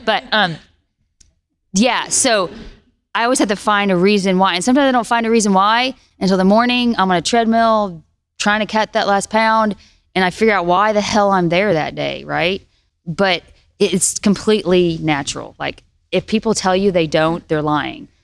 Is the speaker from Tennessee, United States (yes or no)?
yes; Tennessee, United States; I'm this girl from Tennessee